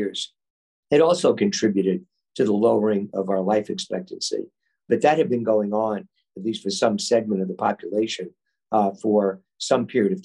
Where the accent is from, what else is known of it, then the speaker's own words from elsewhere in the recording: Levittown, New York, United States; as a kid growing up in Levittown, New York